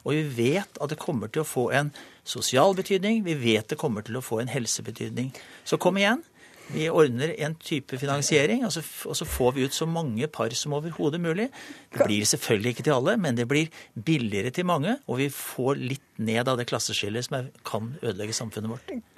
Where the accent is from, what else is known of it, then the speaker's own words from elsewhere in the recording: Norway; Jeg er nordmann